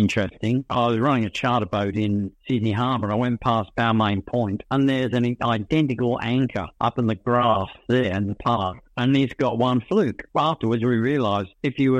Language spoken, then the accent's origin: English; England, United Kingdom; moved away as an adult; now in Australia; being an English diver